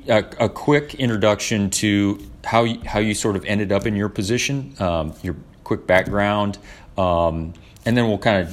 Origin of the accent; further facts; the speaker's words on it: Orlando, Florida, United States; Today, I'm very fortunate to have my sustainability director in my hometown, Orlando, Florida, Chris Castro.